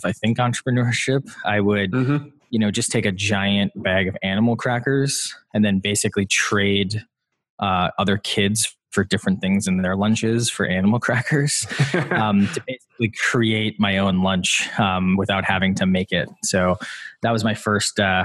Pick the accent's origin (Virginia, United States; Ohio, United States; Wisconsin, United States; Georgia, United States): Wisconsin, United States; I grew up in Wisconsin